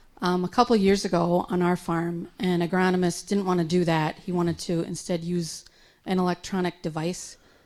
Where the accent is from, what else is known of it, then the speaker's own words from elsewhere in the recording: Minnesota, United States; from Minnesota.